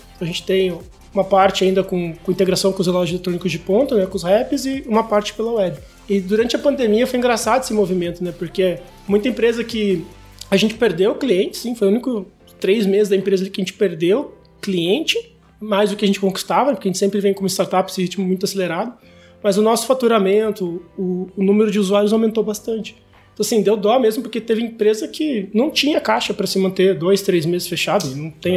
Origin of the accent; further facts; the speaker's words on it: Curitiba, Paraná, Brazil; eu sou de Curitiba